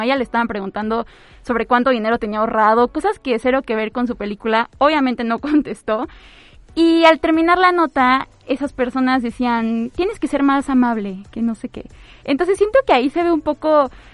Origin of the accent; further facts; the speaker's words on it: Mexico; como mexicanos y mexicanas